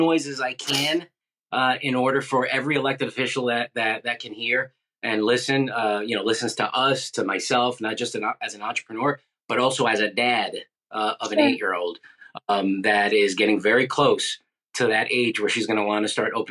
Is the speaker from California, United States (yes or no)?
no; New York City, New York, United States; moved away as an adult; now in Florida, United States; Originally from New York City, but I moved here in 2003